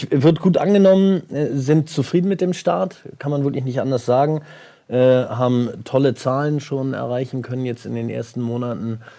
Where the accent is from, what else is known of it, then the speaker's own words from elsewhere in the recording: Hamburg, Germany; Ich bin Hamburger.